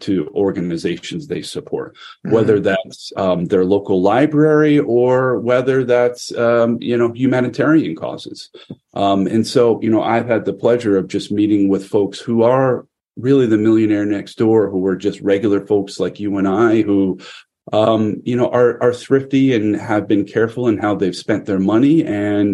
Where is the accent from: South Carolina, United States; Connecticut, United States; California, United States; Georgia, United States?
Connecticut, United States; the state of Connecticut, my home state